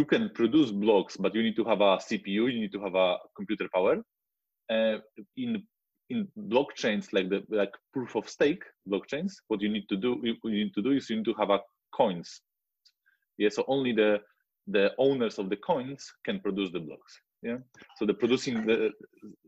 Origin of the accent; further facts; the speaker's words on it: Wrocław, Lower Silesian Voivodeship, Poland; I am from Poland. Yeah, from Wrocław, which is a city near south west border